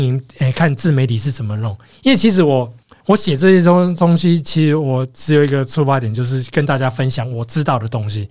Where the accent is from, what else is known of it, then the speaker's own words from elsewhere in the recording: Taiwan; 我是台湾来的